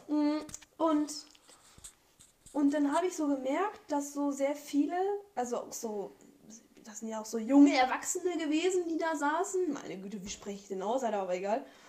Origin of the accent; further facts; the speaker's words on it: Germany; Wir sind alle in Deutschland geboren